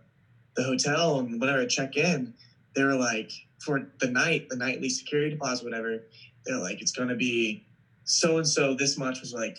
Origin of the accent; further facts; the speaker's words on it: East Coast, United States; and I'm from the East Coast.